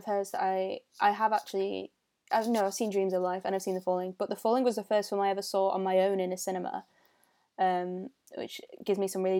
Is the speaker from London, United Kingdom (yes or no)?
no; Stockport, North West England, United Kingdom; and I'm from Stockport.